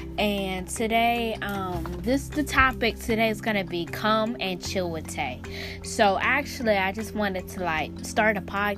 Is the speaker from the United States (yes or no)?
yes; Pennsylvania, United States; now in Florida, United States; I'm in Florida right now, even though I'm coming from up north Pennsylvania, lol. I'm coming from Pennsylvania up north. So actually I'm in down south Florida.